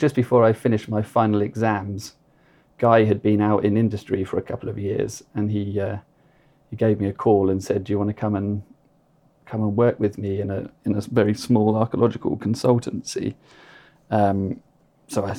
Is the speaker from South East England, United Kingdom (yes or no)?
yes; Arundel, South East England, United Kingdom; I grew up in Arundel in West Sussex